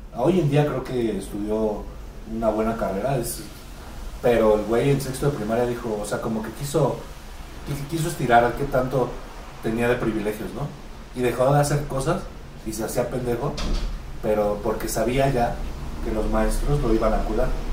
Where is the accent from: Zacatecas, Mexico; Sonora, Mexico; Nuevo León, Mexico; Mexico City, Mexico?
Mexico City, Mexico; Gancho y yo somos de Iztapalapa